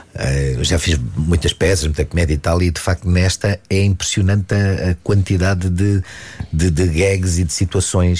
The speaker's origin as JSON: {"language": "Portuguese", "town": "Dundo", "region": "Lunda Norte", "country": "Angola", "tie": "born or raised there", "said": "Eu nasci em Angola, no Dundo, na Lunda"}